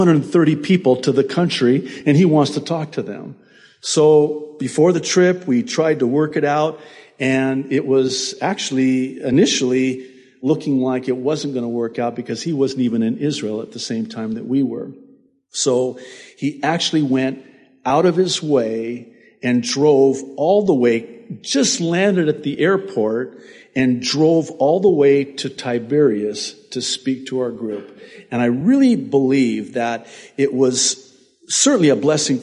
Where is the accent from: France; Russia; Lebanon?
Lebanon; Beirut, Beirut Governorate; now in United States; I was born in Beirut, Lebanon